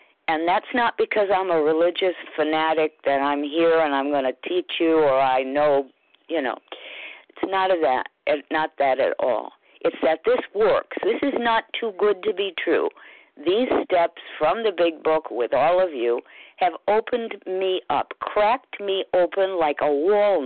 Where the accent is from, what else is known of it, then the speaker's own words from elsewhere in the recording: United States; I'm an American